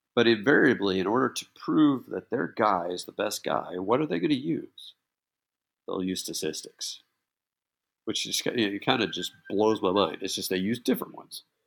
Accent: Texas, United States; being from Texas

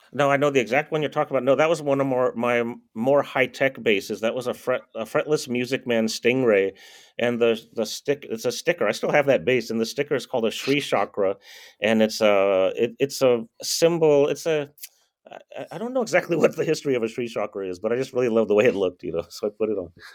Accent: Bay Area, California, United States; We're all from the Bay Area, lived in the Bay Area

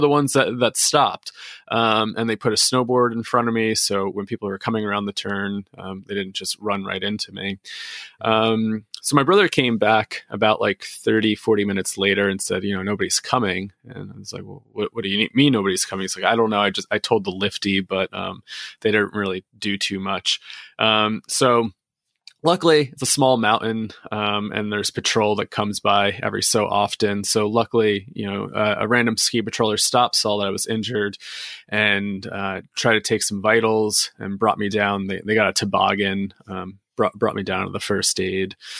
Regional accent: New Jersey, United States; I grew up in New Jersey

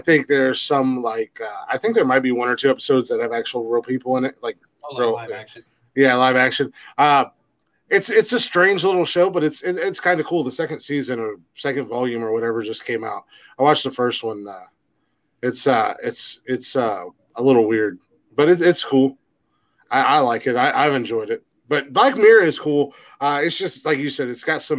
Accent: Georgia, United States; I'm from Georgia

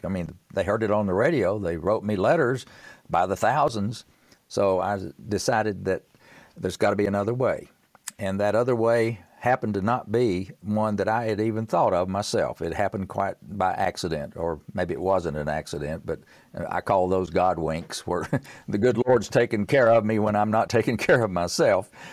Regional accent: Tennessee, United States; I'm from Tennessee

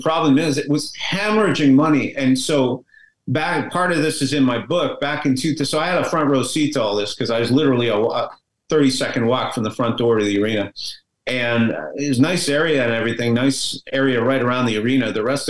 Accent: Montreal, Quebec, Canada; I mean, the one that they built in my hometown of Montreal was pretty bad.

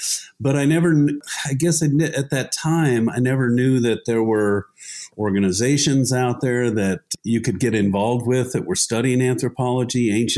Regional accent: Utah, United States; now in Tucson, United States; I grew up in Utah, and I spent a lot of my time exploring places in southern Utah as a kid, teenager, and then a young adult

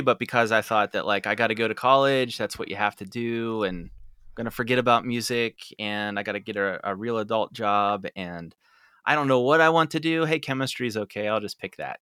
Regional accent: Derry, Pennsylvania, United States; I grew up and lived in Derry

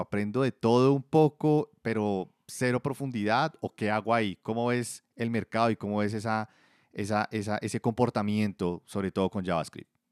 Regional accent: Bogotá, Colombia; accent: rolo; yo soy, pues, rolo prácticamente toda la vida viviendo en Bogotá

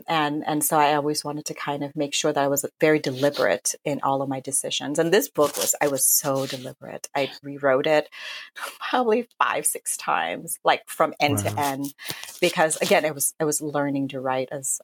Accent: Thailand; moved away; I grew up in Thailand, though I'm not Buddhist

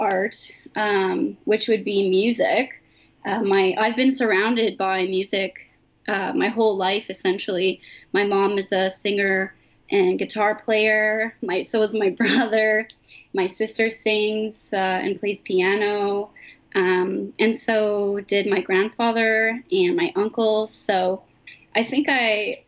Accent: Mnjikaning First Nation, Ontario, Canada; now in Toronto, Canada; I'm from the Minjikining First Nation, or Williams Treaty Territory

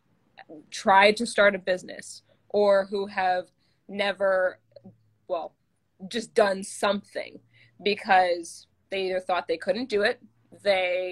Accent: Manhattan Beach, California, United States; I'm from Manhattan Beach, California

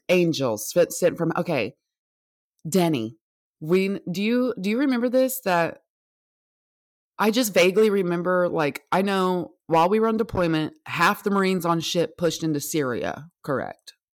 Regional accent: United States; I'm an American

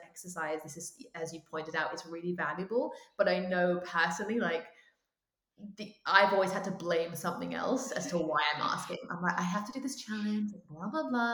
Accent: United Kingdom; as a British person

